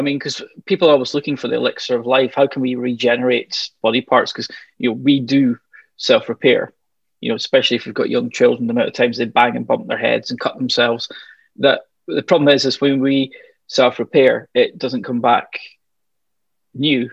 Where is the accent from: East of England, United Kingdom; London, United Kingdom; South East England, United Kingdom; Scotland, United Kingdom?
Scotland, United Kingdom; Glasgow; I grew up just outside Glasgow